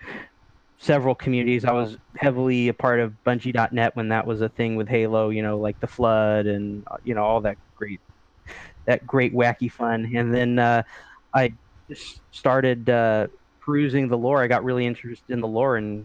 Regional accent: San Diego, California, United States; moved away as an adult; now in Redmond, United States; San Diego.

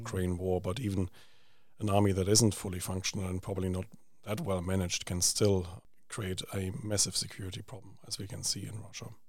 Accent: Germany; moved away; I grew up in Germany

